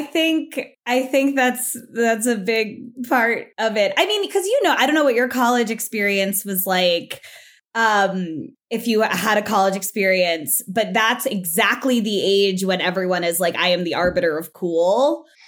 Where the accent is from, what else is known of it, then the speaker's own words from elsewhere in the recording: South Florida, United States; moved away as an adult; I'm from South Florida